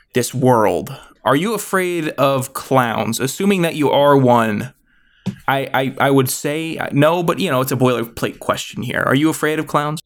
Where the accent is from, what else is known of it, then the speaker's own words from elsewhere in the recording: Virginia, United States; I'm from Virginia.